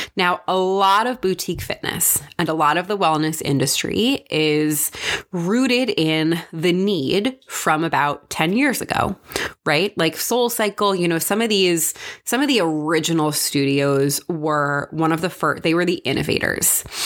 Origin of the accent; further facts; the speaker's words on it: New York, United States; I'm from New York